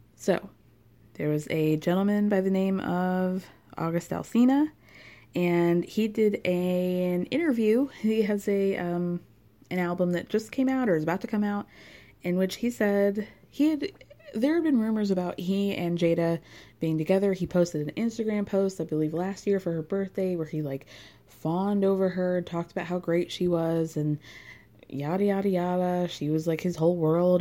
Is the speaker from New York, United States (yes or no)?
yes; New York, United States; as a New Yorker